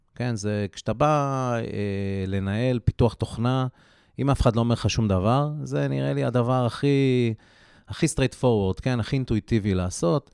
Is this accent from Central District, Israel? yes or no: no; Haifa, Haifa District, Israel; moved away; אני חיפאי במקור